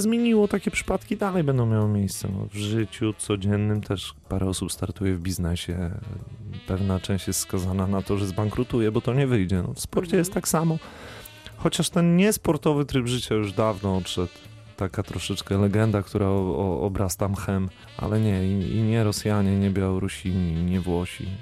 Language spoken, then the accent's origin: Polish; Warmian-Masurian Voivodeship, Poland; now in Wrocław, Poland; u mnie na Warmii i Mazurach